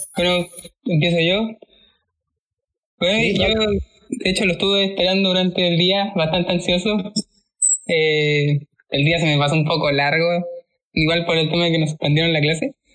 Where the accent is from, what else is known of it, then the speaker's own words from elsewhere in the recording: Laja, Biobío, Chile; now in Concepción, Chile; Yo nací en Laja